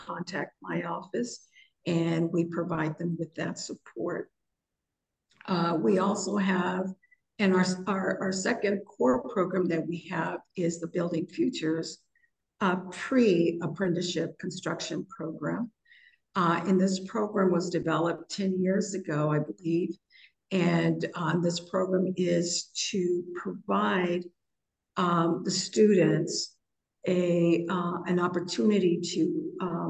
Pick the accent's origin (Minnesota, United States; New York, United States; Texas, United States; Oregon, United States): Texas, United States; San Antonio; also born or lived in Norcross, Georgia; now in Washington, D.C., United States; my hometown in San Antonio, Texas